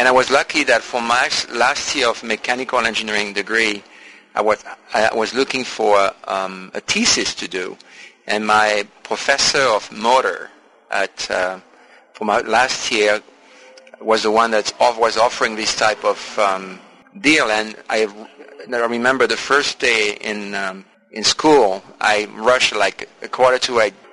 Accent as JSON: {"language": "English", "town": "Marseille", "region": "Provence-Alpes-Côte d'Azur", "country": "France", "tie": "born or raised there", "said": "I was born in Marseille"}